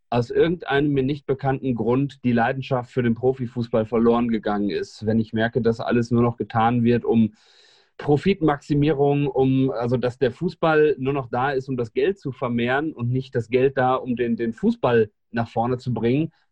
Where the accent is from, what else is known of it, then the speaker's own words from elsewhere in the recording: Hildesheim, Lower Saxony, Germany; now in Frankfurt, Germany; Ich bin äh, gebür gebürtiger Hildesheimer, also aus der Hannoveraner Region und ähm, bin so groß geworden